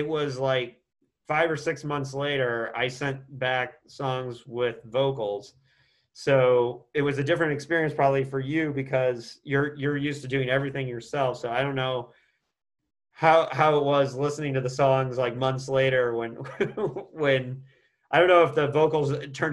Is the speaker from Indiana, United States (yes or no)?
yes; Indiana, United States; my home state of Indiana